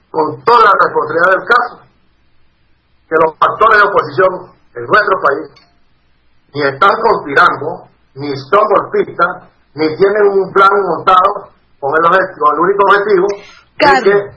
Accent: Venezuela; moved away as an adult; also born or lived in Costa Rica; now in Peru; como venezolano que he sufrido en carne propia la persecución política que he sido objeto y estoy en el exilio, no en uno en Costa Rica y ahora acá en Perú

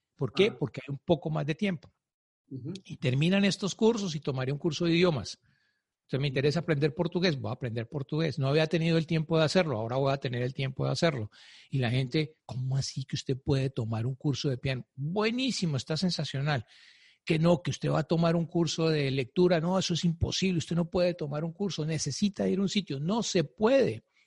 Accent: Colombia; Yo soy colombiano

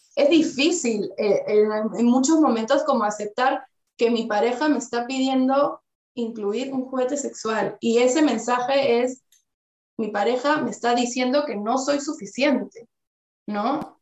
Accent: Peru; now in Spain; yo que vengo de Perú

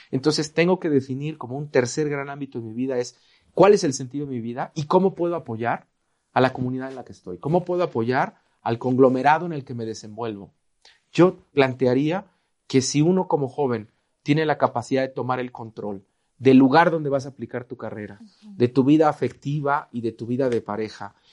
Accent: Veracruz, Mexico; Yo soy veracruzano y en Veracruz tenemos un refrán, el que temprano se moja, tiempo tiene de secarse.

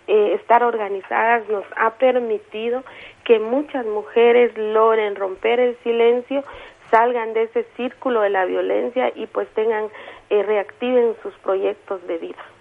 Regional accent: San Juan Sacatepéquez, Guatemala Department, Guatemala

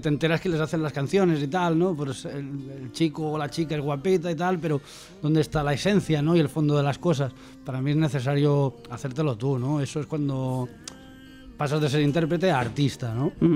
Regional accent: Olot, Catalonia, Spain; mi tierra, Yo soy Dolot.

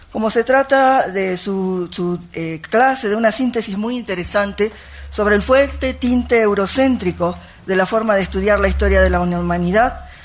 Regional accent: Argentina; yo soy docente argentina, con origen japonés

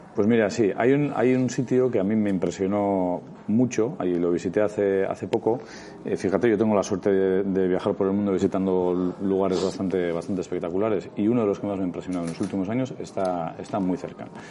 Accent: Basque Country, Spain

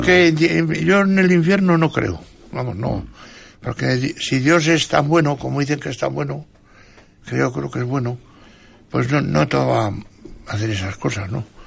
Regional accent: San Vicente, Spain; en mi pueblo, San Vicente

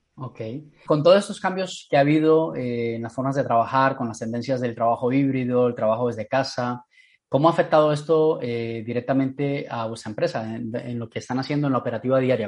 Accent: Colombia; colombiana de mi tierra

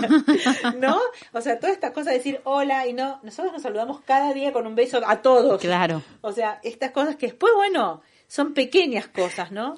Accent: Buenos Aires, Argentina; moved away as an adult; now in Barcelona, Spain; soy argentina, como Romy también bien eh, soy de Buenos Aires

